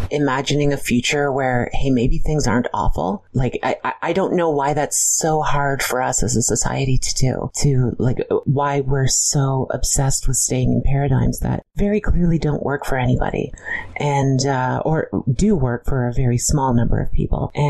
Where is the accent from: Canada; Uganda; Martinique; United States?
Canada; London, Ontario; To be clear, I'm from a small, boring town in Ontario called London